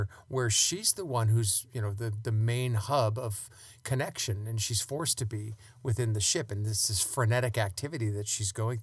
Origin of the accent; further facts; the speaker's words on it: outside New York, United States; I grew up outside in New York